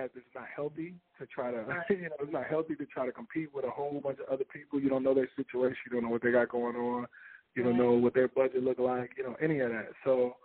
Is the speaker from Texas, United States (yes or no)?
yes; Houston, Texas, United States; moved away; in Houston, Texas, and I wanted to do it, you know, in my hometown